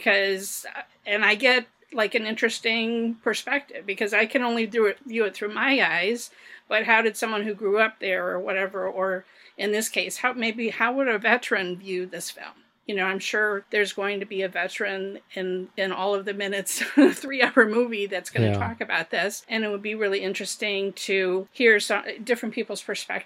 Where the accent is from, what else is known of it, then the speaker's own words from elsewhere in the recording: United States; as an American